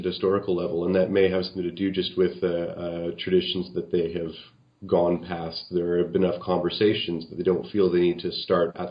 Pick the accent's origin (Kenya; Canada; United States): Canada; as a Canadian